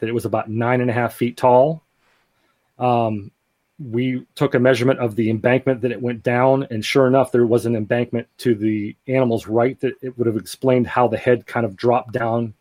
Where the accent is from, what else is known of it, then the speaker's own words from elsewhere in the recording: Greensburg, Pennsylvania, United States; my hometown of Greensburg, Pennsylvania